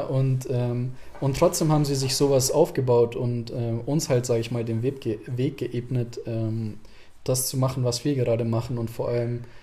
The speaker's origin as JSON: {"language": "German", "country": "Germany", "tie": "born or raised there", "said": "wir sind hier geboren, wir haben von klein auf die Sprache gelernt"}